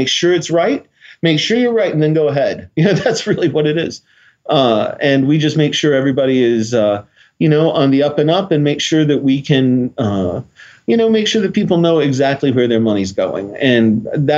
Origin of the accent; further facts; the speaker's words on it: Nashville, Tennessee, United States; moved away; I'm originally from Nashville